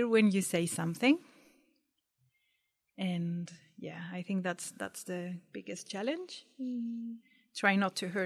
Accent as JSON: {"language": "English", "country": "Chile", "moved": "as an adult", "lives_now": "Dunedin, New Zealand"}